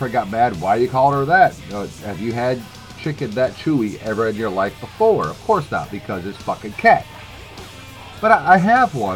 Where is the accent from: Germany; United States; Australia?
Germany; moved away; I grew up in Germany